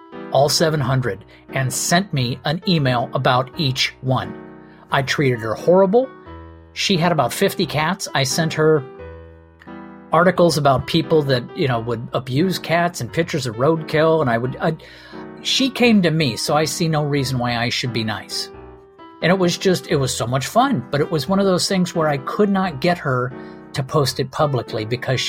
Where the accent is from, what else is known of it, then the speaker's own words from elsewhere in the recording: Redondo Beach, California, United States; I grew up in Mid Redondo Beach in Southern California